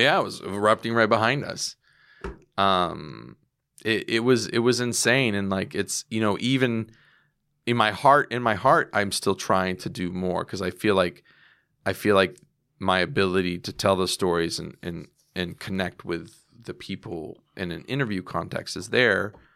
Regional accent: United States; I'm an American

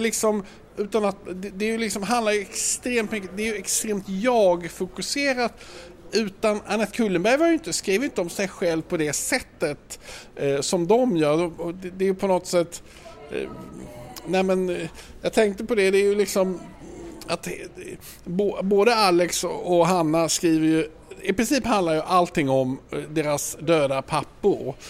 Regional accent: Malmö, Skåne, Sweden; now in Stockholm, Sweden; Jag kommer från Malmö

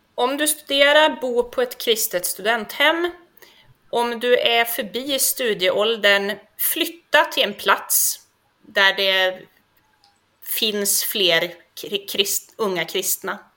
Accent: Sollefteå, Västernorrland County, Sweden; moved away; also born or lived in Hudiksvall area, Hälsingland; jag är från början från Sollefteå i Ångermanland

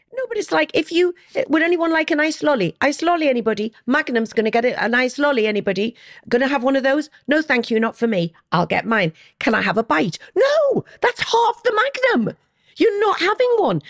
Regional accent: Newcastle upon Tyne, North East England, United Kingdom; I'm a Geordie

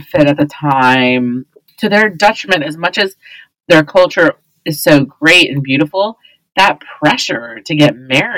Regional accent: Texas, United States; now in New York, United States; I grew up in Texas

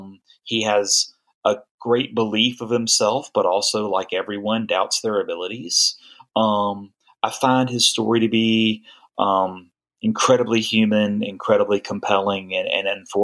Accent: South Carolina, United States; moved away; I'm not a New Orleanian. I'm not a Memphian. I'm from South Carolina.

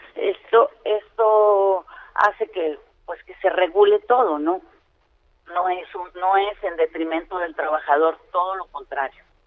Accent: Campeche, Mexico; yo vengo de Campeche

